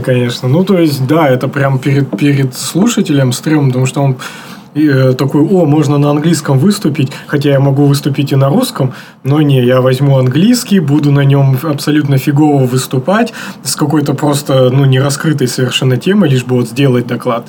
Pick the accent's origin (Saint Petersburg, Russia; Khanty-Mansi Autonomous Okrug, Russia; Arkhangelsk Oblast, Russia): Khanty-Mansi Autonomous Okrug, Russia; Surgut; а я из Сургута